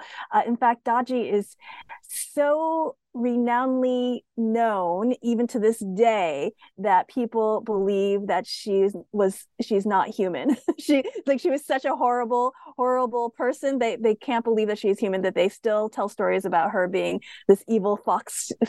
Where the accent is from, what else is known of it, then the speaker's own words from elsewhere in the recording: United States; as I said, I'm Asian American.